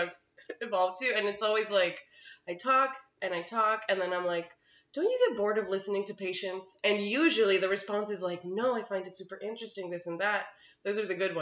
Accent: Colombia; now in Sacramento, United States; I'm an actor from Colombia

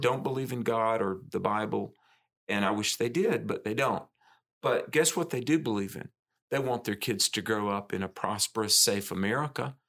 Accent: the South, United States; I'm a Southerner, grew up in the South

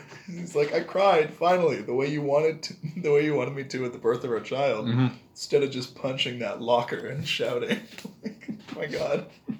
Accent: Canada; And we're Canadian

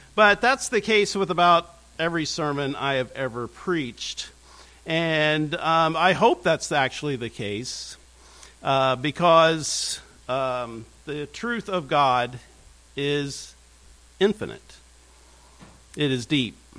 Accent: United States; I'm from Brown County. I'm not from Westminster Seminary.

